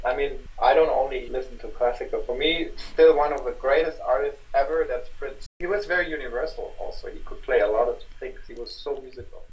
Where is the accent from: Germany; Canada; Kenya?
Germany; Hamburg; moved away; also born or lived in Karlsruhe; I'm from Hamburg.